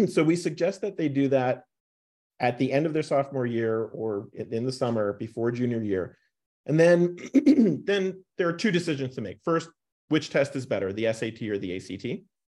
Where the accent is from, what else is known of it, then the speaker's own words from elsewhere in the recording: New York, United States; also born or lived in North Carolina; now in Boulder, United States; Binghamton University, where I, uh, close to where I grew up in New York